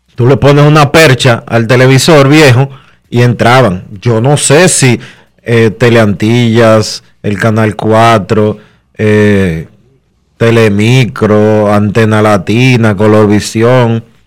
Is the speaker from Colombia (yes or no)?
no; Dominican Republic; los dominicanos somos tigres